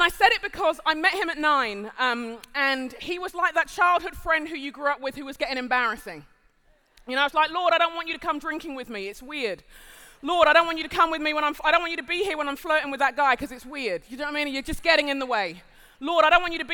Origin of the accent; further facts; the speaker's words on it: London, United Kingdom; moved away as an adult; now in United States; I'm a Londoner by birth and conviction, I'm also Nigerian